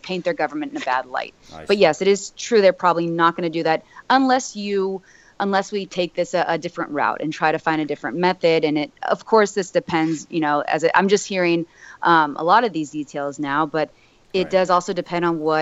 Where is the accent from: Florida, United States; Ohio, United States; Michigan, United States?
Florida, United States; Miami; having been born and raised in Miami